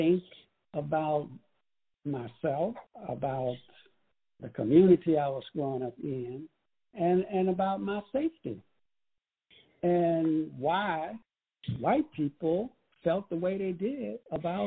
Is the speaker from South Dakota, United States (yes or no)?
no; Alexandria, Louisiana, United States; I was born in 1942 in Alexandria, Louisiana